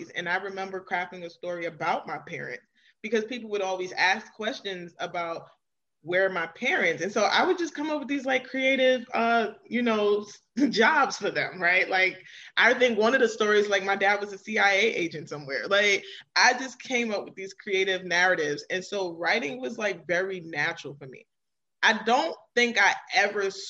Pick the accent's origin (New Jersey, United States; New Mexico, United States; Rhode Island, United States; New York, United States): New York, United States; New York City; now in Maryland, United States; I am originally from Queens, New York, so shout out to all the New Yorkers and I currently reside in Maryland.